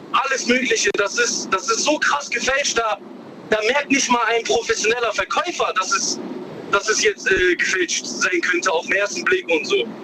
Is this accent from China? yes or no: yes; China; now in Karlsruhe, Germany; ich bin in China geboren. Ich bin jetzt ah. zehn Jahre in Deutschland.